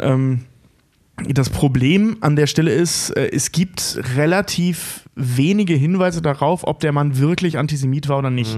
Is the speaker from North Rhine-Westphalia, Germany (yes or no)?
yes; North Rhine-Westphalia, Germany; now in Hamburg, Germany; ich komme ja aus NRW